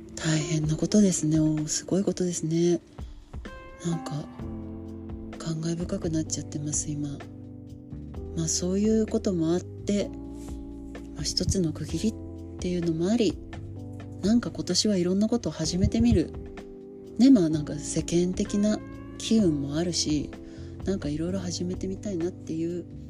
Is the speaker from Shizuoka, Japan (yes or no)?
yes; Hamamatsu, Shizuoka, Japan; 出身地は静岡県の浜松市